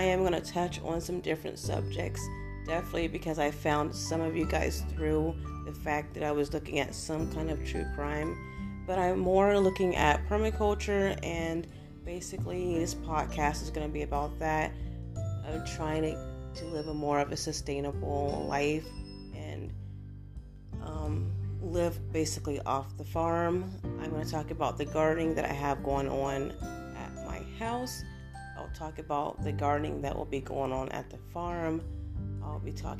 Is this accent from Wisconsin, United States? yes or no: no; Ohio, United States; now in Florida, United States; I am originally from Ohio